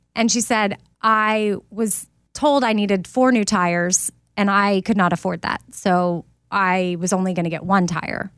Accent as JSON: {"language": "English", "town": "Austin", "region": "Texas", "country": "United States", "said": "I'm from Austin"}